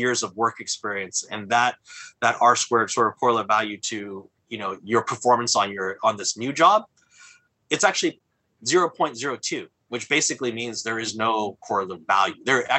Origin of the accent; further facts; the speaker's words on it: California, United States; you know, I come from Silicon Valley